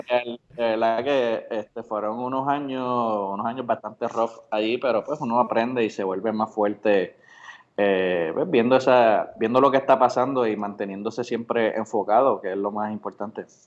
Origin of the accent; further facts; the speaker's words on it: Bayamón, Puerto Rico; also born or lived in Orocovis; nací en Bayamón, pero me crié en Orocovis hasta los ocho años y después volví de nuevo a mi tierra natal, Bayamón.